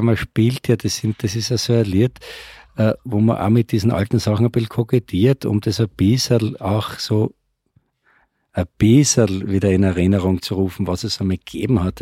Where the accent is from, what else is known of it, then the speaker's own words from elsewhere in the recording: Graz, Styria, Austria; somit sind wir eigentlich in Graz groß geworden